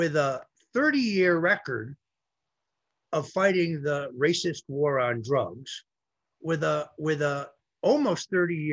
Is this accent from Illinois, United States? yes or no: no; Connecticut, United States; my home state of Connecticut